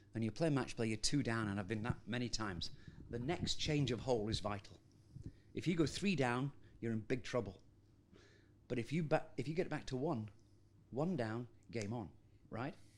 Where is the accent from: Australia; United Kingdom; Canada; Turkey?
United Kingdom; Scotland; as a Scotsman